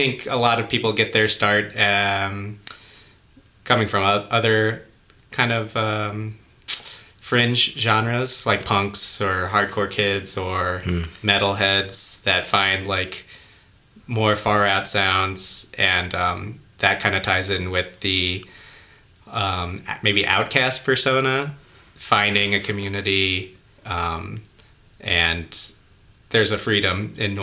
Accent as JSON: {"language": "English", "town": "St. Louis", "region": "Missouri", "country": "United States", "moved": "as an adult", "lives_now": "Washington, D.C., United States", "said": "I'm from St. Louis, Missouri, originally."}